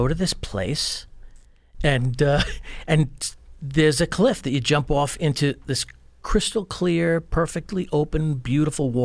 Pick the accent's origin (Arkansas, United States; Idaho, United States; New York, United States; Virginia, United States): New York, United States; East Northport; I'm from East Northport.